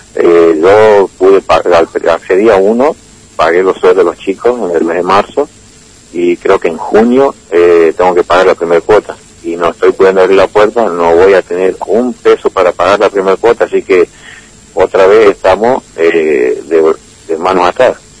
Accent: Salta, Argentina; moved away; la ciudad donde yo nací, en Salta

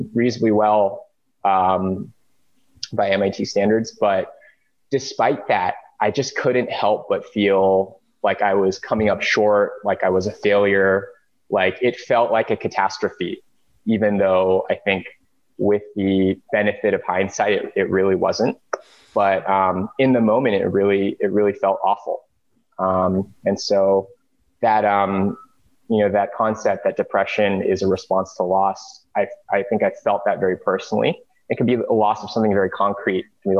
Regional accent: suburbs of Los Angeles, California, United States; I grew up in the suburbs of LA in a Korean immigrant family

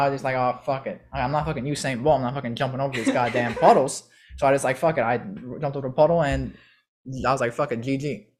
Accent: Chicago, Illinois, United States; And my mom, because we're from Chicago, if you don't have a car, you go take the bus.

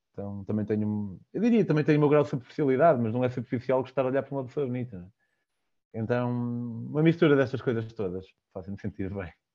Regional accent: Vale de Cambra, Aveiro District, Portugal; Eu sou de Valcambra e eles fazem lá vinho verde

